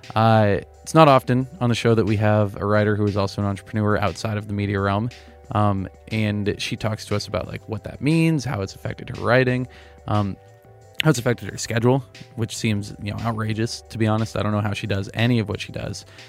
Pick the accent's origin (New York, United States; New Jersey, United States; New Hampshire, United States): New Hampshire, United States; moved away; I'm from New Hampshire